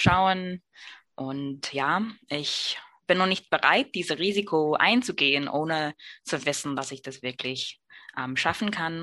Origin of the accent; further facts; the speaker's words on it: New York City, New York, United States; German is a second language; moved away as an adult; now in Germany; ich komme aus Brooklyn, New York